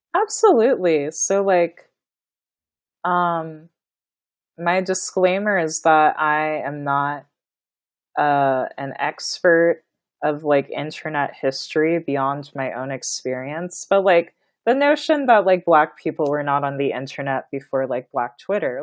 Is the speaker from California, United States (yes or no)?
no; Kansas, United States; I was born and raised in Kansas